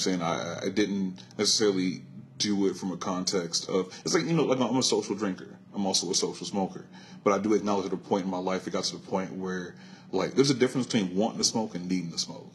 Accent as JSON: {"language": "English", "town": "Compton", "region": "California", "country": "United States", "tie": "born or raised there", "said": "born and raised here in Los Angeles. Compton if you want to be specific"}